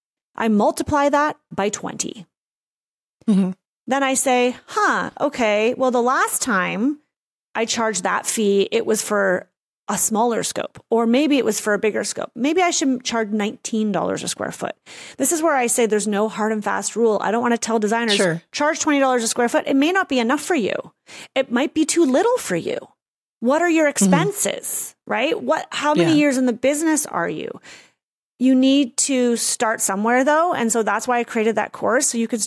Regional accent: Canada

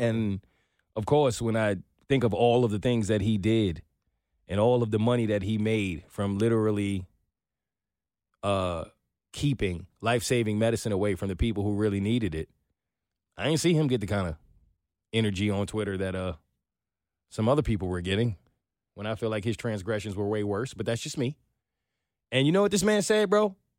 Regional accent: New York, United States; now in Atlanta, United States; I'm from New York

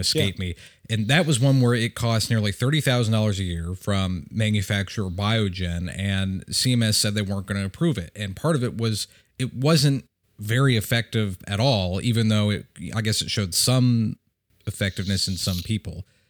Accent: Michigan, United States; my home state of Michigan

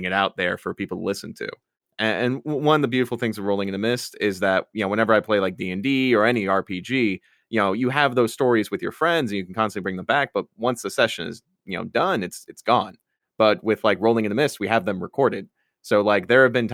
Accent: Westfield, Indiana, United States; moved away as an adult; now in Los Angeles, United States; I'm from Westfield, Indiana. Grew up there for half my life.

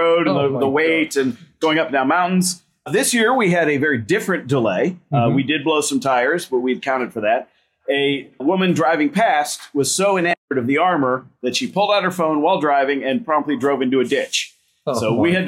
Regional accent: Jacksonville, Skokie, Illinois, United States; now in Ohio, United States; I was brought up in Jacksonville, Illinois, which is a small farm town center of the state, as well as Skokie, Illinois, which is a northern suburb of Chicago. And I spent my childhood in both places.

